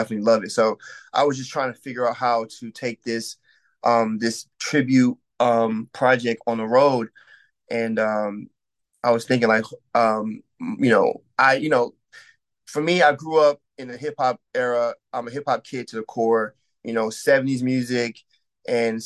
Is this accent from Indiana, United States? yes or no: no; Syracuse, New York, United States; I'm a musician from Syracuse, New York